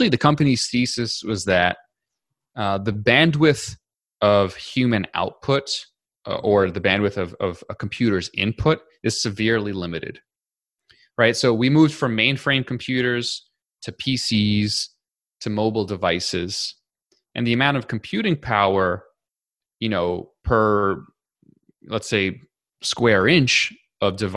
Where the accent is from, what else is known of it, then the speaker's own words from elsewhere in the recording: New York City, New York, United States; I grew up in New York City, and then I went to college and graduate school in New York City